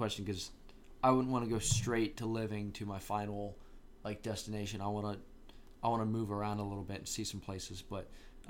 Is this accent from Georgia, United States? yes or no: yes; Gwinnett County, Georgia, United States; born or raised there